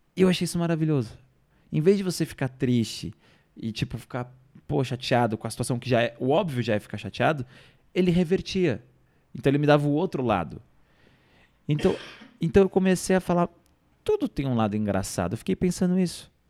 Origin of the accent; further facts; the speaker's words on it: Ilhabela, São Paulo, Brazil; now in São Paulo, Brazil; Então eu vim de Ilhabela, cheguei em São Paulo